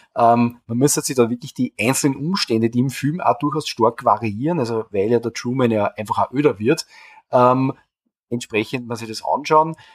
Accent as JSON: {"language": "German", "country": "Austria", "said": "bei uns in Österreich"}